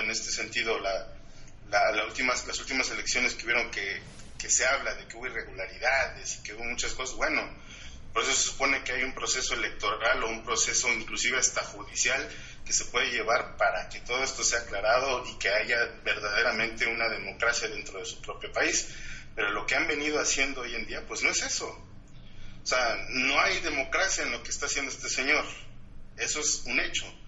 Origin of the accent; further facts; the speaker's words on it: Mexico; nosotros como mexicanos